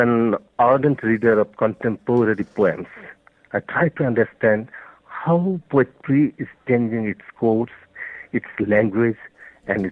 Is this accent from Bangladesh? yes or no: yes; Bangladesh; first language Bengali; English is a second language; I'm a poet from Bangladesh, and the poems are originally written in Bangla, our mother tongue